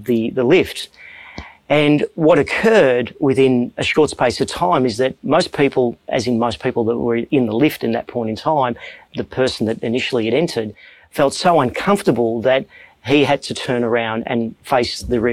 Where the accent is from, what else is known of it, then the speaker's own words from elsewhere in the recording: Melbourne, Victoria, Australia; I'm from Melbourne, Australia, and I lead a financial services company